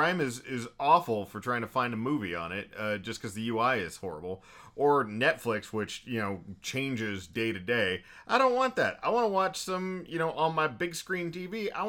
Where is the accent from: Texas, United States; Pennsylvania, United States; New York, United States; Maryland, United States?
Texas, United States; I'm a Texan boy through and through